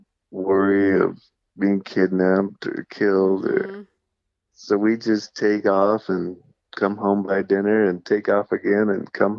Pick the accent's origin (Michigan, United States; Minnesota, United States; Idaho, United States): Idaho, United States; Boise; born or raised there; also born or lived in Pocatello, Idaho / Colorado